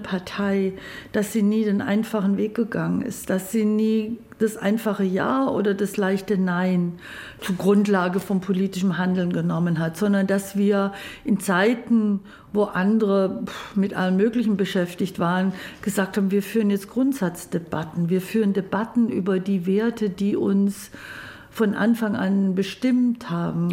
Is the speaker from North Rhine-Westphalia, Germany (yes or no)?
no; Babenhausen, Bavaria, Germany; also born or lived in Ulm; Ulm ist Baden-Württemberg, da bin ich geboren, aufgewachsen in Babenhausen, das ist zwischen Memmingen, Augsburg, in der Ecke